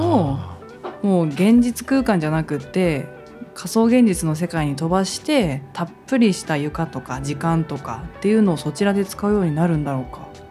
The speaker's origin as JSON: {"language": "Japanese", "town": "Nakatsu", "region": "Oita", "country": "Japan", "tie": "born or raised there", "moved": "as an adult", "lives_now": "Tokyo, Japan", "said": "うちの地元はデパートなんかなかったですからね"}